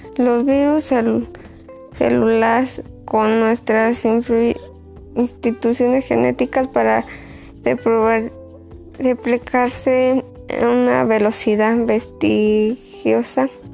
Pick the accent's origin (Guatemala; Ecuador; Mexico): Mexico; Boquillas; Soy de Boquillas